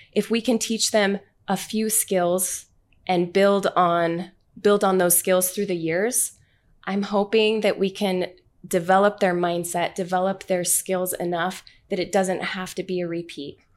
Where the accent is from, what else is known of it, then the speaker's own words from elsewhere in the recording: Orem, Utah, United States; I'm from Utah.